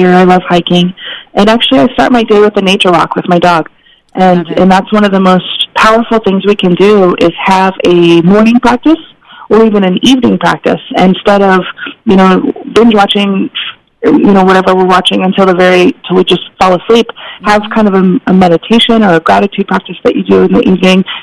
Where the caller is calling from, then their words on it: Portland, Oregon, United States; i'm in portland oregon so it's definitely okay. rainy out here